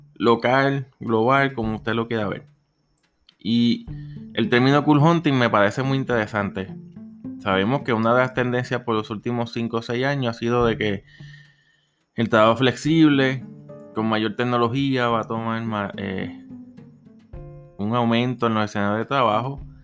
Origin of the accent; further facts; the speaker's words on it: Puerto Rico; Soy de Puerto Rico